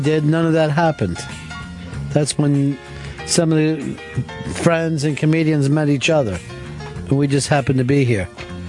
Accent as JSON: {"language": "English", "town": "Twin Oaks", "region": "Pennsylvania", "country": "United States", "tie": "born or raised there", "said": "I grew up with Okersons in Twin Oaks."}